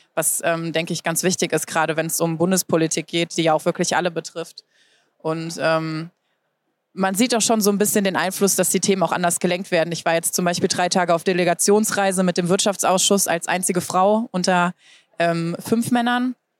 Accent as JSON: {"language": "German", "country": "Germany", "also_born_or_lived": "United States", "said": "bei uns in Deutschland"}